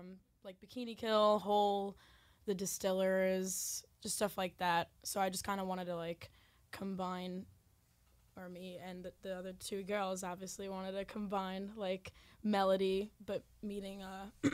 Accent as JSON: {"language": "English", "region": "New York", "country": "United States", "tie": "born or raised there", "said": "growing up in New York"}